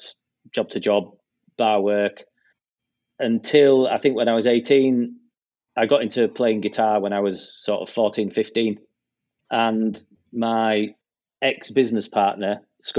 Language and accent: English; Pickering, Yorkshire and the Humber, United Kingdom; also born or lived in Hull, East Yorkshire; when I was 8, 9 years old, we moved to where I live now, which is a little market town in North Yorkshire called Pickering